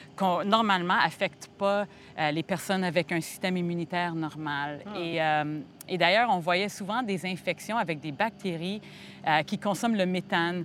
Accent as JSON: {"language": "French", "town": "Montreal", "region": "Quebec", "country": "Canada", "tie": "born or raised there", "also_born_or_lived": "United States", "moved": "yes", "said": "je suis née à Montréal, mais j'ai passé 12 ans aux États-Unis. Alors, ça fait pas longtemps que je suis revenue euh, à ma terre natale"}